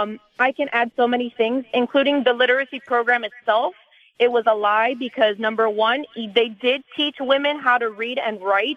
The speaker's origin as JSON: {"language": "English", "region": "South Florida", "country": "United States", "said": "I'm 25 years old. I'm from the South Florida area. I know this very well, and I have a different perspective on this because I come from a family of Cubans, really. I'm Cuban descent. My great-grandparents fled the country in the early"}